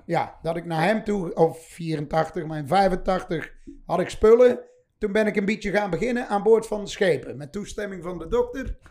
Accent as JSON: {"language": "Dutch", "town": "'s-Hertogenbosch", "region": "North Brabant", "country": "Netherlands", "said": "bij ons in de Karrenstraat, waar ik later mijn eerste shop heb gehuurd"}